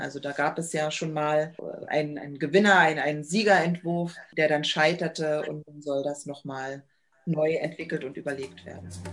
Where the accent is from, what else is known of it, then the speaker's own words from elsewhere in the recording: Cottbus, Brandenburg, Germany; Ich bin 1980 geboren in Cottbus